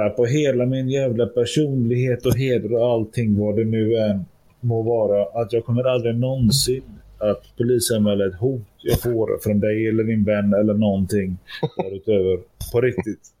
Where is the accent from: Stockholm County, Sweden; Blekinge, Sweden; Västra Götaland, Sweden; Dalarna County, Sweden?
Västra Götaland, Sweden; Gothenburg; 34 är jag. Jag är född 1983 eh, i Göteborg.